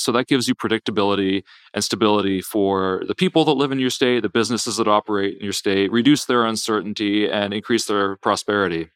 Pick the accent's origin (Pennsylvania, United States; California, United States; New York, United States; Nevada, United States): Pennsylvania, United States; now in Virginia, United States; I grew up in Pennsylvania and live in Virginia